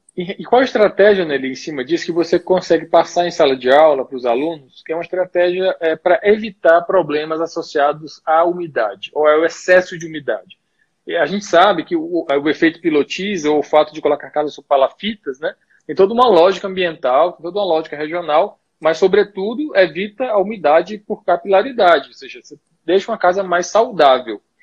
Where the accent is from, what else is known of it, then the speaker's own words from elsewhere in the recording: Piauí, Brazil; moved away as an adult; now in Brasília, Brazil; bom piauiense e vizinho de cearense